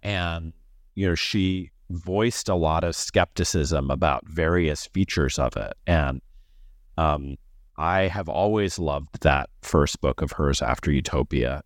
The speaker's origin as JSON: {"language": "English", "region": "Missouri", "country": "United States", "moved": "yes", "said": "I am from Missouri, and I went to college there"}